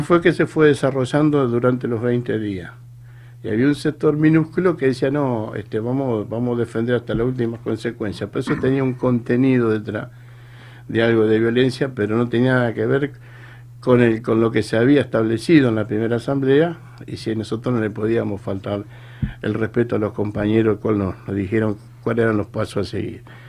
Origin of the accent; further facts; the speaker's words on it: Tigre, Buenos Aires Province, Argentina; also born or lived in Salta; Yo soy oriundo acá de Tigre, Carupa Vieja y Peligro